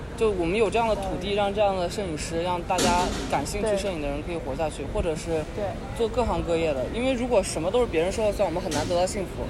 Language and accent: Chinese; China; 我们中国人